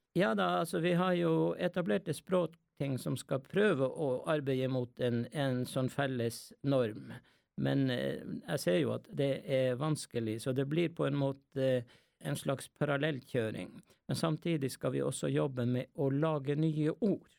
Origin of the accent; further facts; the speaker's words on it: Skallelv, Finnmark, Norway; jeg har jo kvensk eh, og lært det hjemme i, i Skallel ved Galli